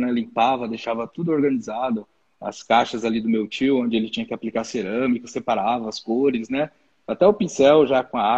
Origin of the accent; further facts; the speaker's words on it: Cujubim, Rondônia, Brazil; de um cantinho do, do Brasil chamado Cujubim. É, isso é Rondônia, né? Estado de Rondônia, eu sou, de, sou natural de Rondônia.